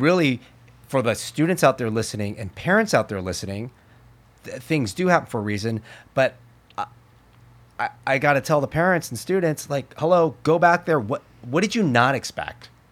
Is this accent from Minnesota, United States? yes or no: no; Berkeley, California, United States; I was born in Alta Bates Hospital.